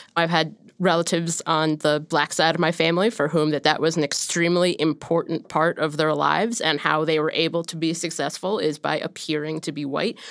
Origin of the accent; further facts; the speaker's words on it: Ohio, United States; growing up in Ohio